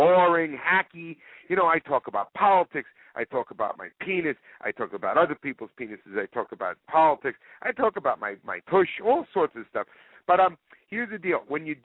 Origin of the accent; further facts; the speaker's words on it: New York City, New York, United States; I grew up in Queens